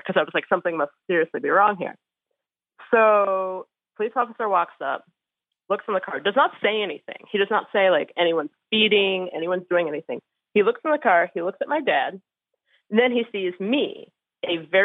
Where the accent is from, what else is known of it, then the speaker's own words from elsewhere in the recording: Cincinnati, Ohio, United States; I grew up in Cincinnati